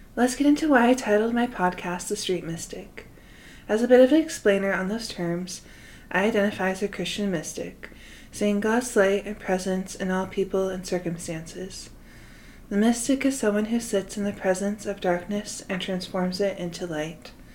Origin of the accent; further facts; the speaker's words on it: Salt Lake City, Utah, United States; I have lived in Salt Lake City, Utah most of my life